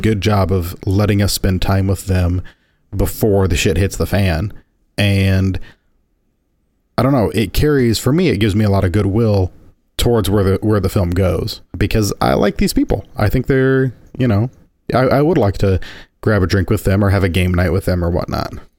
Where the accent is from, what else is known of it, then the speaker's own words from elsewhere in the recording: Indiana, United States; my homeland, the Hoosier State